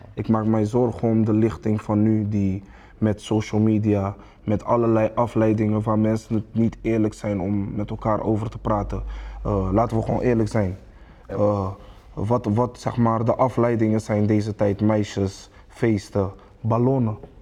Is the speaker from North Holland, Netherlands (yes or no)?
no; Rotterdam, South Holland, Netherlands; ik ben een Rotterdammer